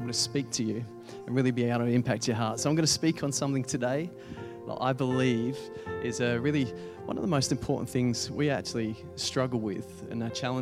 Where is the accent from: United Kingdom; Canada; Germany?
United Kingdom; England; I'm an Englishman in an Englishman's body, I think. So that's why they got me to speak here, because I'm very sensitive, I got told, and very, very English.